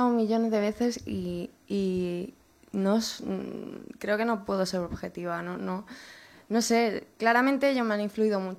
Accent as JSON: {"language": "Spanish", "town": "Toledo", "region": "Castilla-La Mancha", "country": "Spain", "moved": "yes", "lives_now": "Madrid, Spain", "said": "De Toledo"}